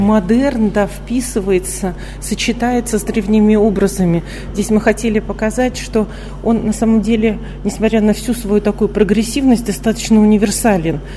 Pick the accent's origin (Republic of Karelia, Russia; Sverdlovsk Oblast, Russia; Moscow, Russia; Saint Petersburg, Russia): Moscow, Russia; я говорю как москвичка